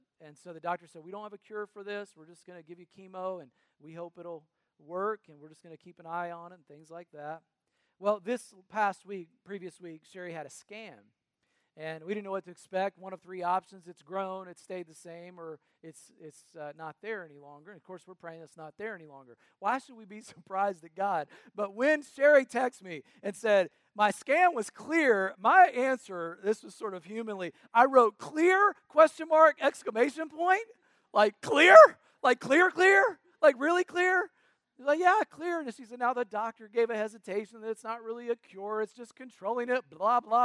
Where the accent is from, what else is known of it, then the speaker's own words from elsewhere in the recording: North Carolina, United States; We grew up in North Carolina next to my mamaw and papaw.